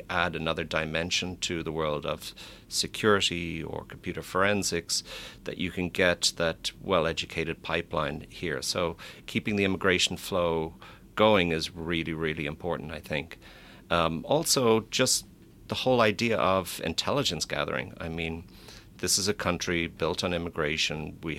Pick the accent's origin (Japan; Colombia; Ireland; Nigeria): Ireland; Of course, I'm biased coming from Ireland